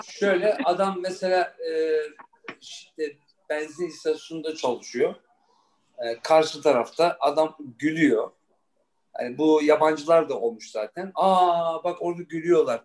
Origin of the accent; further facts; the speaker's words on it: Frankfurt, Hesse, Germany; moved away; also born or lived in New York; ben Almanya doğumluyum. Frankfurt'ta doğdum, büyüdüm.